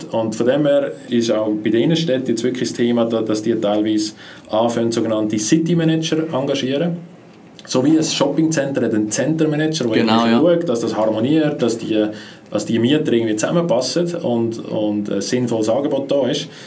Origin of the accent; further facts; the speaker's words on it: Switzerland; insbesondere als Schweizer Vermieter nicht gewöhnt sind.